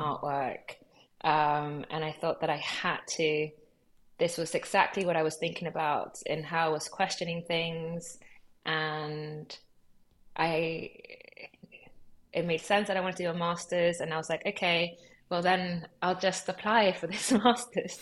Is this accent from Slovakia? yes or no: no; London, United Kingdom; also born or lived in Lima, Peru / Los Angeles, United States; I grew up in LA from when I was three months old until I was eight. And then I moved to London when I was eight. Um, I would say that London is my home